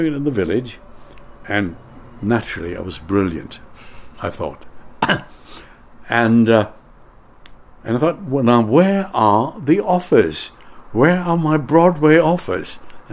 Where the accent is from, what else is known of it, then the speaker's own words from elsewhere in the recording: Canada; moved away as an adult; also born or lived in United States / London; now in United Kingdom; as a Canadian